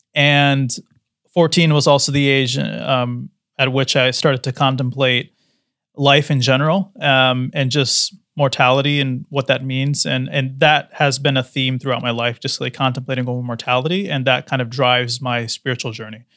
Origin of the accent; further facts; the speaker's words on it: United States; growing up in the West, in America